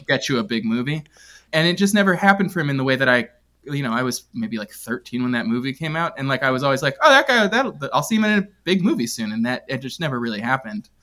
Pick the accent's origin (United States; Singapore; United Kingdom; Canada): United Kingdom; London; moved away; I was living in England at the time. I grew up in, I grew up in London.